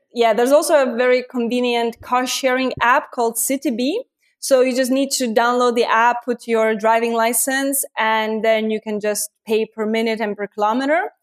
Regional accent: Lithuania; I'm from Lithuania

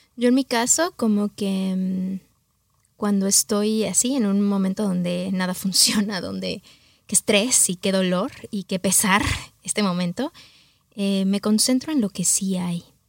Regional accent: Mexico City, Mexico; moved away as an adult; also born or lived in New York; mexicana del Distrito Federal. Mi papá es oaxaqueño, mi mamá chilanguita

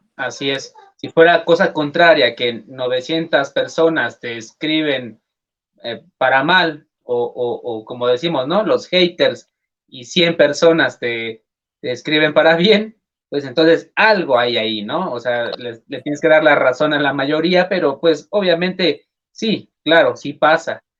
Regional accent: Mexico; decimos en México

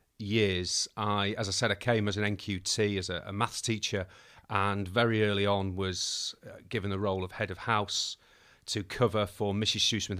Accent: Manchester, North West England, United Kingdom; moved away as an adult; also born or lived in Birmingham; now in Yorkshire; moving over to Yorkshire from being born and raised in Manchester. Had a hiatus at Birmingham where I went to university and then came back home to do my PGCE so I could live at home

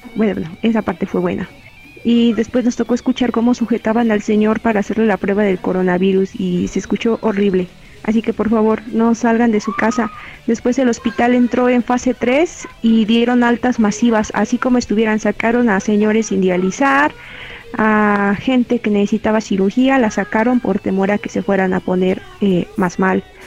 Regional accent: Mexico

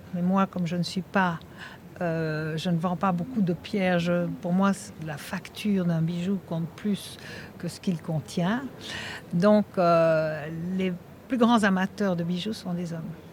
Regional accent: Belgium; now in Monaco; je suis belge

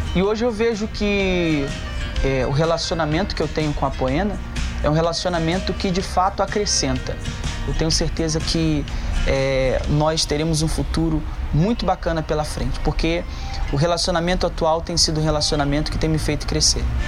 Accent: Rio de Janeiro, Brazil; now in São Paulo, Brazil; sou natural do Rio de Janeiro e atualmente estou aqui em São Paulo

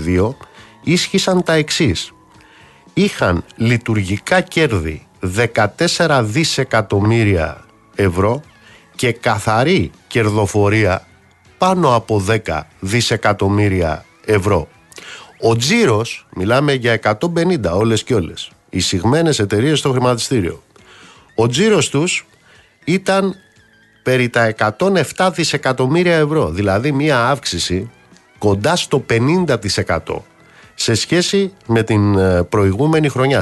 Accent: Greece

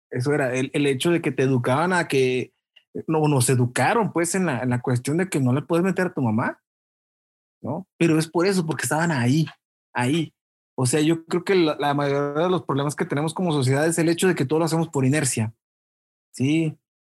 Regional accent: Chilchota, Michoacán, Mexico; lugar donde, donde yo crecí, en Chilchota

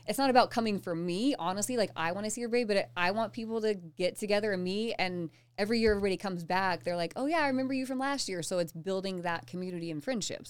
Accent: Southeastern Colorado, United States; moved away; I grew up in Colorado.

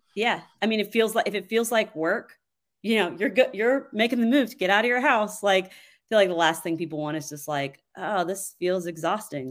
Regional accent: Georgetown, Kentucky, United States; moved away as an adult; also born or lived in Nashville, Tennessee; now in Franklin, United States; I'm originally from Georgetown, Kentucky.

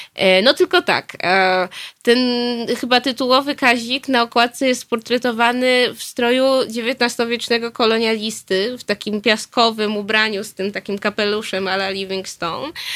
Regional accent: Nowy Sącz, Lesser Poland, Poland; now in Warsaw, Poland; ja się urodziłam w Polsce, urodziłam się w Nowym Sączu

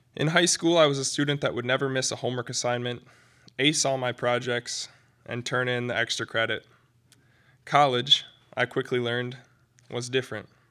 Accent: Midland, Michigan, United States; my hometown, Midland

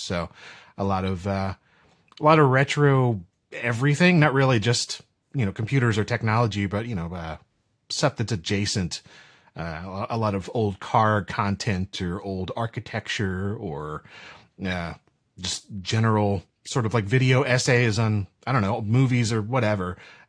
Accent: North Carolina, United States; also born or lived in St. Lucia; I'm from North Carolina originally, and then I've kind of moved around a bit to some, you know, different places within the state. Like I said, in the Caribbean for a while, actually in St. Lucia, and then came back here

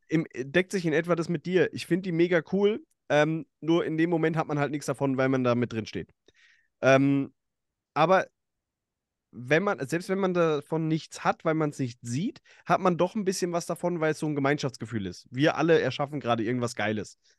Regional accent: between Bad Vilbel and Friedberg, Hesse, Germany; ich bin in, in Okaben äh, aufgewachsen, da in der, zwischen Bad Vilbel und, und Friedberg

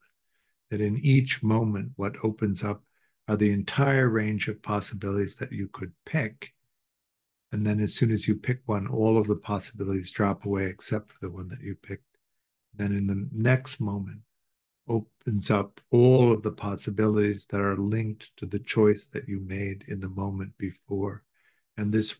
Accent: Chicago, Illinois, United States; We grew up in Chicago

